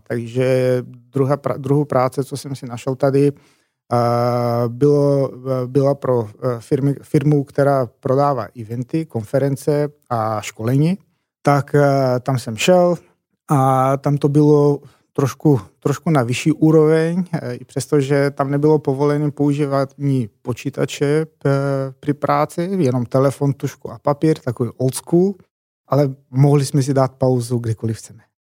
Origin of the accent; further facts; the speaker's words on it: eastern Macedonia, North Macedonia; Czech is a second language; moved away as an adult; now in Prague, Czech Republic; já přicházím z takového malého městečka z východní Makedonie, ne z hlavního města, a do Čech jsem přijel, ty bláho, tak je to skoro 11 let